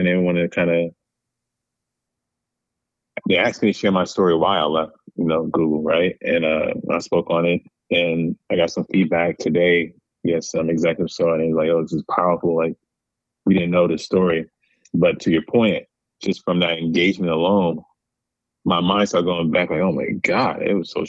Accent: New York City, New York, United States; now in Chicago, United States; growing up in Rockaway, all different cultures

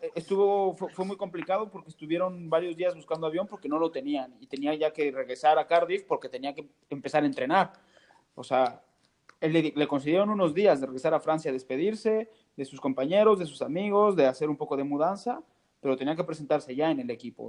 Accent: Mexico; Yo como mexicano

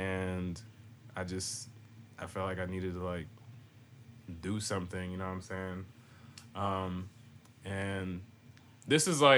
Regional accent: Boston, Massachusetts, United States; moved away; also born or lived in Virginia; So like, originally, like, I'm from Boston, and I was there like in my youth, you know what I'm saying? But then my mom, she like moved down to like Virginia and all that stuff

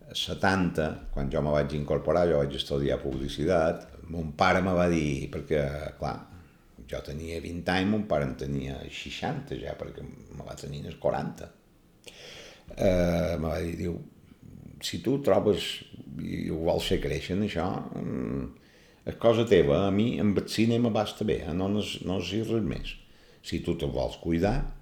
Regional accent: Palma, Balearic Islands, Spain; Vaig néixer el 29 de gener de l'any 1949, a Palma, en el carrer del Real

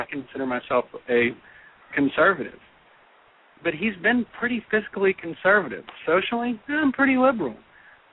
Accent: Texas, United States; I'm from Texas

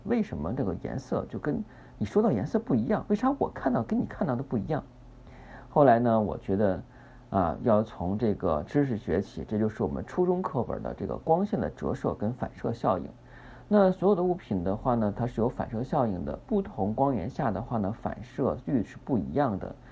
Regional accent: China; 我们中国人是喜欢红的

